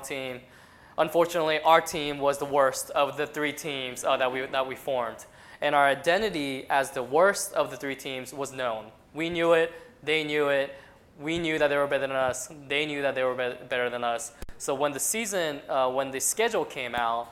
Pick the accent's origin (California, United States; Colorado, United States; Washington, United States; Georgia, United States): Colorado, United States; Colorado Springs; moved away as an adult; I grew up in Colorado Springs, Colorado. So Colorado Springs is where I did all my schooling from elementary school all the way up to college